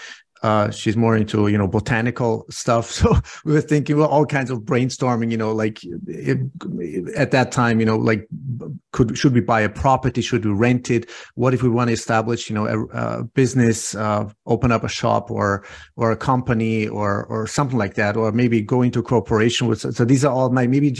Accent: Austria; also born or lived in Iran / California; I was born in Persia, and I came to Austria when I was 7 years old

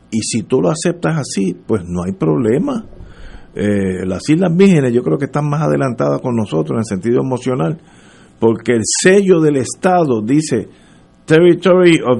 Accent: Puerto Rico

